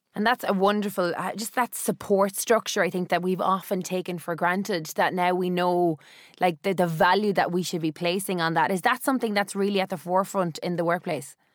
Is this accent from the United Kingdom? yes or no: no; Cork, Munster, Ireland; me, as a Cork person